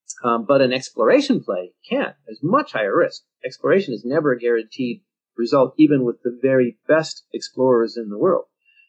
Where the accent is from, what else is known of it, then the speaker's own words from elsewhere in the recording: Mexico; you know, I'm from Mexico, so I'm pro-Mexico. I know that, so I'm going to beware, and I'm going to make every effort not to have pro-Mexico blinders on when I look at mining in Mexico, say.